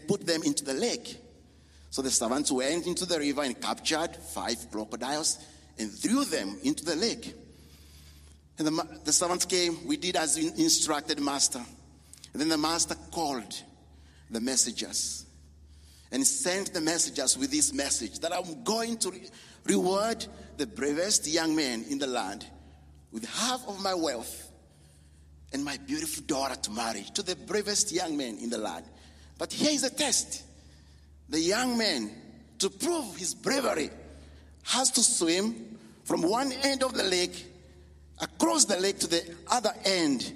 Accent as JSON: {"language": "English", "country": "Kenya", "moved": "yes", "said": "we are from Kenya, me and my wife"}